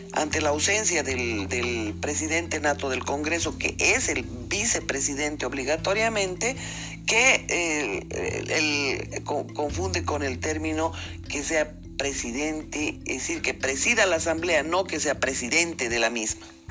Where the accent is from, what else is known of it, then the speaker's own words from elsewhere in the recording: Bolivia; como boliviana